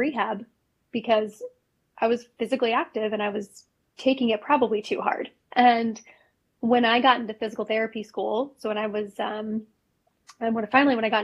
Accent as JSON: {"language": "English", "town": "Chicago", "region": "Illinois", "country": "United States", "tie": "born or raised there", "said": "I grew up in Chicago"}